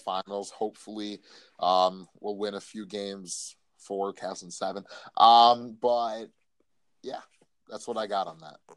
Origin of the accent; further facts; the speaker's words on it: Cleveland, Ohio, United States; I'm from Cleveland